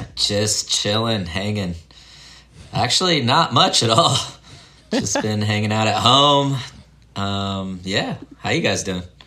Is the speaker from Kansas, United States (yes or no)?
yes; Leavenworth, Kansas, United States; I grew up in Leavenworth, Kansas. It's about an hour outside of Kansas City. Um, that's like my dad was in the military, so we bounced around a lot when I was younger. But when I was like six or seven. We moved to Kansas, and that's where he retired